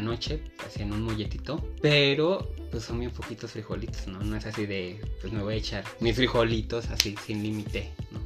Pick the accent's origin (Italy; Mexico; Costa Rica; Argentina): Mexico; la música propia de mi país